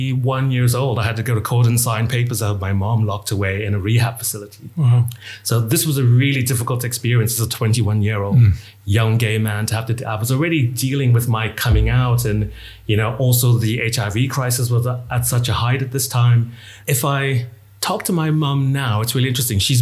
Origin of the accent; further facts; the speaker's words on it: Bahamas; I come from the Bahamas, which at the time, you know, was basically drug haven.